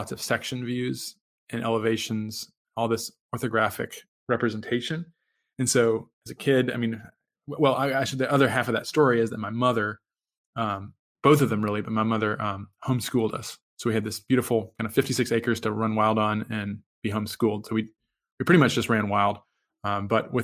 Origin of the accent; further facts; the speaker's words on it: Virginia, United States; moved away; I'm from Virginia originally